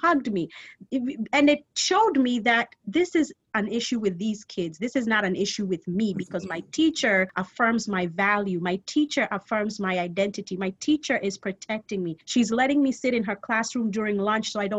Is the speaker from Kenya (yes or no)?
yes; Kenya; I am Kenyan. I'm African. I want to be over here and talk Swahili